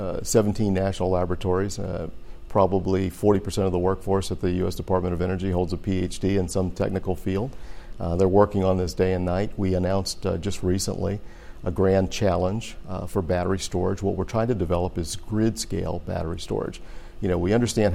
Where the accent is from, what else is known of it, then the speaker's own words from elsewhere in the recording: Louisiana, United States; moved away; where I grew up in Louisiana